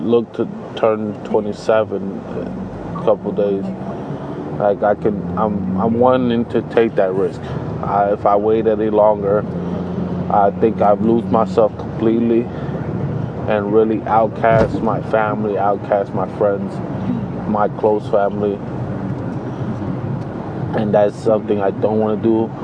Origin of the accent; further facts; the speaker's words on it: New Jersey, United States; I am from New Jersey